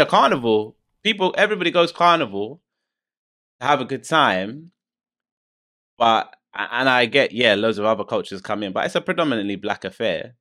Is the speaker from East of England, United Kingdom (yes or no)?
no; London, United Kingdom; I'm from London.